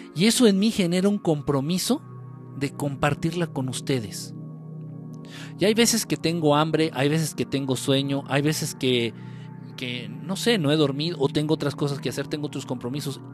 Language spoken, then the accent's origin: Spanish; Guerrero, Mexico; Afortunadamente yo no soy chilango, yo soy de guerrero.